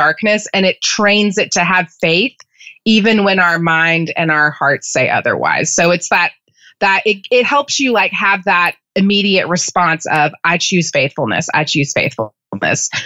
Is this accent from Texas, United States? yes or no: yes; Texas Panhandle, United States; moved away as an adult; now in Birmingham, United States; I grew up in the Texas Panhandle, moved to Birmingham